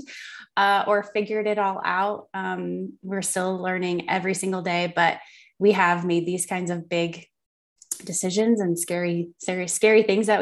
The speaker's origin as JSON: {"language": "English", "area": "Miami, Fort Lauderdale area", "region": "South Florida", "country": "United States", "tie": "born or raised there", "moved": "as an adult", "lives_now": "Western North Carolina, United States", "said": "South Florida, which is where I'm from. I'm from the Miami, Fort Lauderdale area. My whole life lived there"}